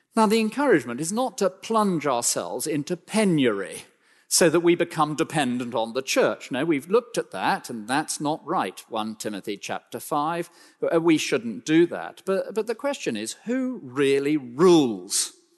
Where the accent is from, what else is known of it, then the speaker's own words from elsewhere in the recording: United Kingdom; we're so British